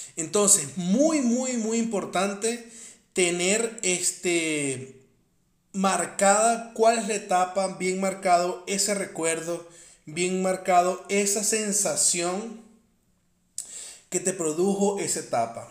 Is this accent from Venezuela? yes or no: yes; Venezuela; soy de Venezuela